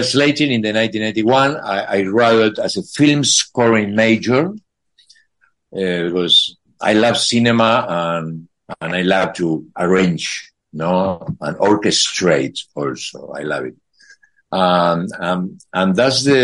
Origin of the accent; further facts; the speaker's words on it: Buenos Aires, Argentina; English is a second language; moved away as an adult; also born or lived in Boston, United States; now in Spain; I come from Buenos Aires, Argentina